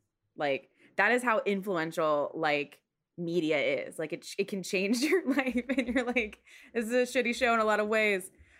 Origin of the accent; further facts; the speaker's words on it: Stafford, Virginia, United States; also born or lived in Seoul; I'm from Stafford. I don't want to live in Stafford, Virginia anymore. And my dad was in the military. So when I was younger, at one point we lived in Seoul.